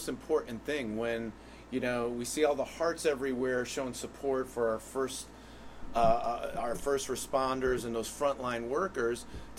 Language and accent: English; Hartford, Connecticut, United States; You're from Weathersfield, I'm from Hartford, but we're all Connecticut residents.